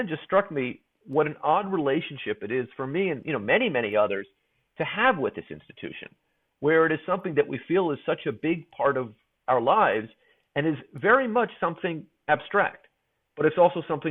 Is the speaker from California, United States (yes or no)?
yes; San Francisco, California, United States; I grew up in San Francisco